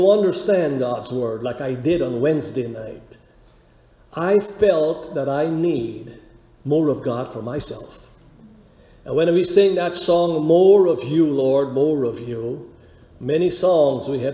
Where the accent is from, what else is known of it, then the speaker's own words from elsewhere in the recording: Guyana; we were growing up in Guyana. I was a teenager